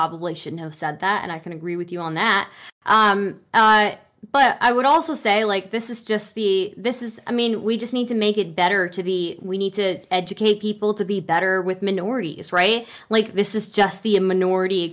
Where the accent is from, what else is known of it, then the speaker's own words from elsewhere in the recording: United States; first language English; I was born in America and raised in America